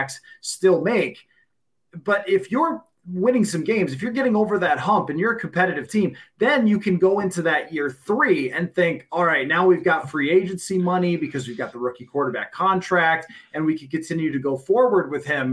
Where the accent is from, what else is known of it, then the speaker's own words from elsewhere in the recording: Buffalo, New York, United States; I grew up in Buffalo